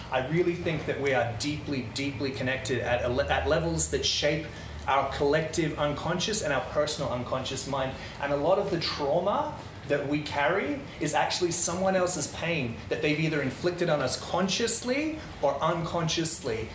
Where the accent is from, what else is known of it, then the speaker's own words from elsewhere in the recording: Netherlands; moved away; I grew up in Holland